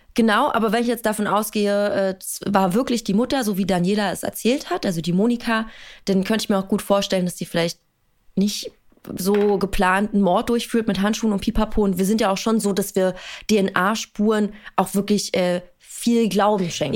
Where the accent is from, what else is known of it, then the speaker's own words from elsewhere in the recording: Berlin, Germany; ich bin in Berlin-Hunschenhausen aufgewachsen